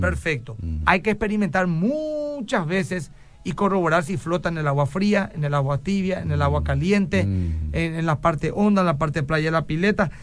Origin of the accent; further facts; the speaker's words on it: Paraguay; lo que somos nosotros los paraguayitos